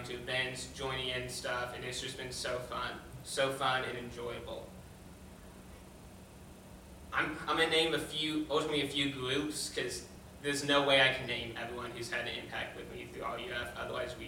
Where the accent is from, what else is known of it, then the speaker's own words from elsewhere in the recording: Tennessee, United States; moved away as an adult; I'm from out of state, I'm from Tennessee.